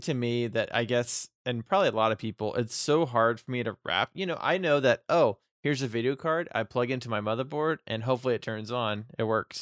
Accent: United States; I'm American

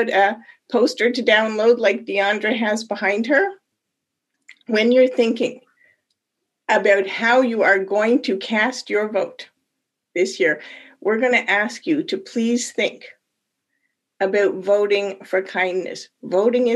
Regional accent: Canada; moved away as an adult; now in United States; I am not actually born in the United States. I'm an immigrant. And I came here from Canada about 30 years ago. And as a Canadian

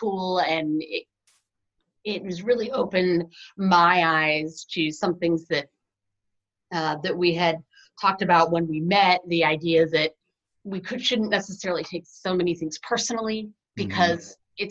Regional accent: Ohio, United States; moved away as an adult; also born or lived in New York City; I grew up in Ohio my entire life

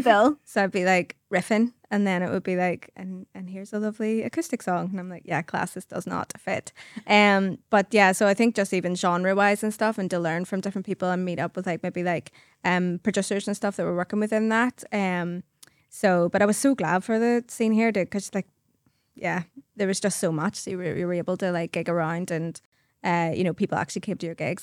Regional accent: Carnmoney, just outside Belfast, Northern Ireland, United Kingdom; I come from Carmine, just outside Belfast. And, um, yeah, it was lovely wee childhood. I loved living in Carmine

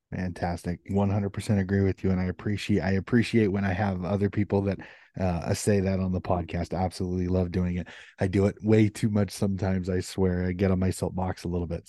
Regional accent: United States; I'm an American

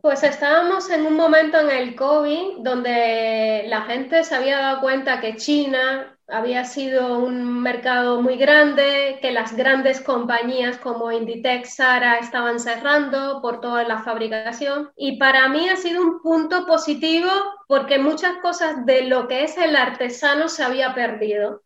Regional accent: Cuba; moved away; Sí, vengo de Cuba y qué. Sí, soy cubana

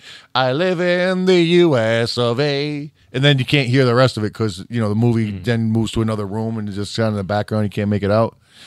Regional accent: Scotland, United Kingdom; now in England, United Kingdom; I live in England, but was born and raised in Scotland.

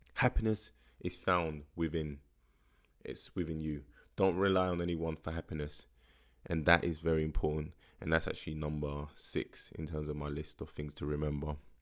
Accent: London, United Kingdom; growing up in Tottenham

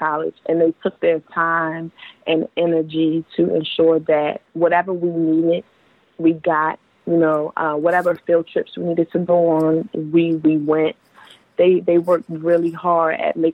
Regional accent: Baltimore, Maryland, United States; also born or lived in Harrisburg, Pennsylvania; I actually grew up partially in Baltimore City, and then my mom's job relocated us to Harrisburg, Pennsylvania, up until my sophomore year of high school, where I moved back down to Baltimore

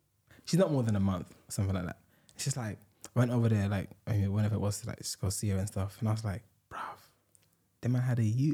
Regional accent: Ghana; I was born on Sunday. Growing up there

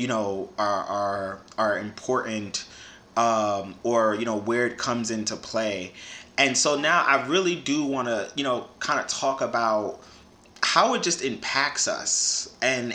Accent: New York City, New York, United States; growing up in the Bronx

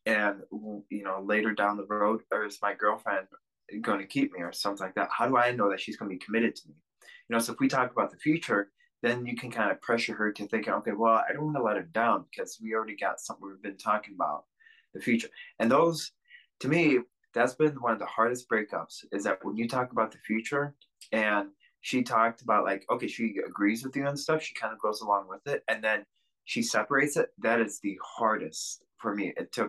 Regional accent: Russia; born there; So when I was born in Russia, I was given up to an orphanage immediately.

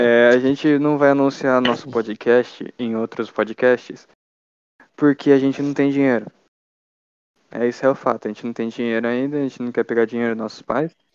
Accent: Brazil; a gente é brasileiro

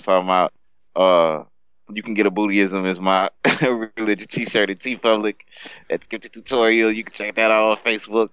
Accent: United States; I'm American

